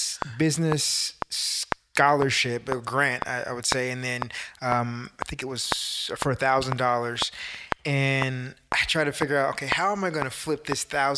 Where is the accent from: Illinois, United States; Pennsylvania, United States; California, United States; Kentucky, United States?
California, United States; Bay Area; I'm from the Bay Area.